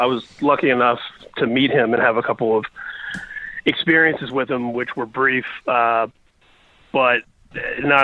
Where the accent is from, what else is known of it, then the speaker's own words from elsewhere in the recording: Indianapolis, Indiana, United States; now in Inland Empire, United States; I grew up in Indianapolis, the South Side